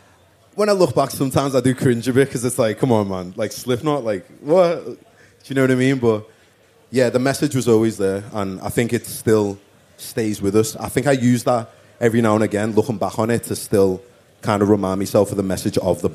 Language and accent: English; Liverpool, North West England, United Kingdom; also born or lived in London; I lived in London for a little bit, but that was when I was like a toddler. {S4} Okay. {S7} And then we moved back to Liverpool. So, yeah. Grew up in Toxteth in Liverpool.